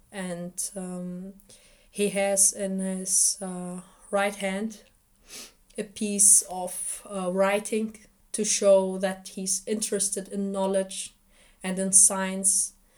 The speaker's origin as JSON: {"language": "English", "country": "Iraq", "moved": "yes", "said": "Because when I was younger, I couldn't speak German. We came here as refugees. And they asked me, where are you from? And I told them, from Iraq."}